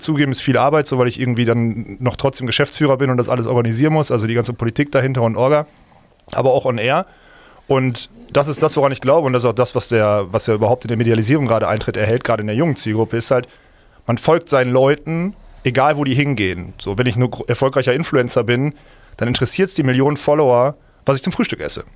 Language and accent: German; Essen, North Rhine-Westphalia, Germany; now in Düsseldorf, Germany; ich komme nicht aus Köln. Ich komme aus Essen, und jetzt aber wohnhaft in Düsseldorf